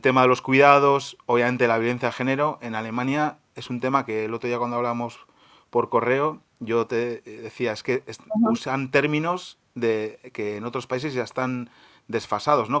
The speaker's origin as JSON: {"language": "Spanish", "country": "Spain", "moved": "yes", "lives_now": "Germany", "said": "en nuestros países de origen, en Argentina y en España"}